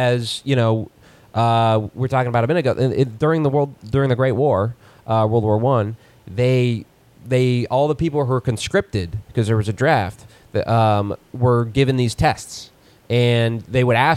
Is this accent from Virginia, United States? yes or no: yes; Virginia, United States; moved away; Virginia, my home state originally